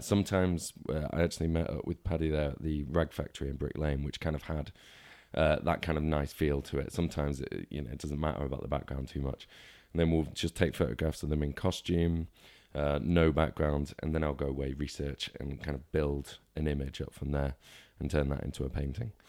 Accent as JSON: {"language": "English", "town": "Northwich", "region": "North West England", "country": "United Kingdom", "tie": "born or raised there", "also_born_or_lived": "Lancaster / Cornwall / Manchester", "said": "grew up in Cheshire, kind of around the Norwich area from, like, about nine to, to eighteen"}